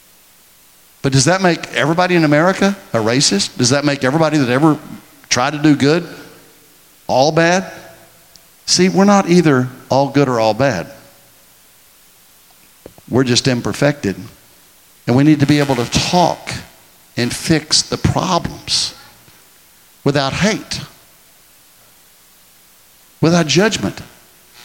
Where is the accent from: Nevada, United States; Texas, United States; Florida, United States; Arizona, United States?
Texas, United States; I'm from Texas